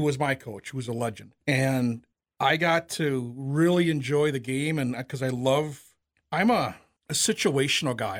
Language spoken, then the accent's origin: English; Owatonna, Minnesota, United States; I'm from Wautana